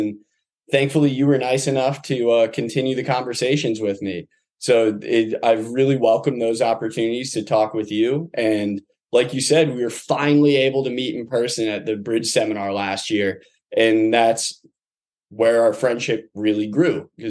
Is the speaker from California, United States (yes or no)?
no; Toledo, Ohio, United States; moved away; also born or lived in New Orleans, Louisiana (family) / St. Petersburg, Florida